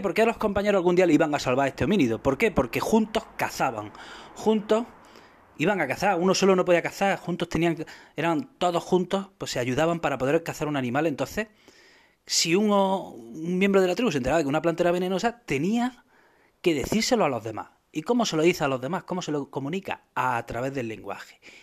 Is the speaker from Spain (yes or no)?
yes; Spain